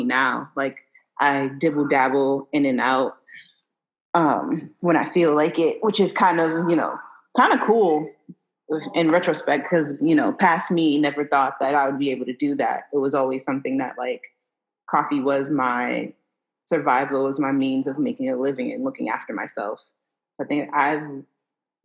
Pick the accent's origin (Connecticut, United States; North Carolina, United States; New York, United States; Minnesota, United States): New York, United States; New York City; I'm from Brooklyn, born and raised in Brooklyn.